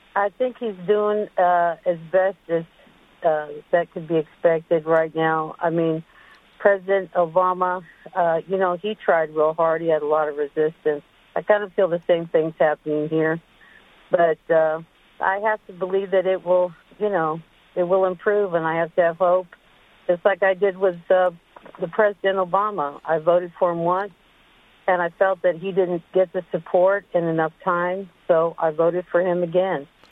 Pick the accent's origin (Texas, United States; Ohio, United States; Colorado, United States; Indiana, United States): Texas, United States; now in Hillsborough, United States; I'm from originally from Texas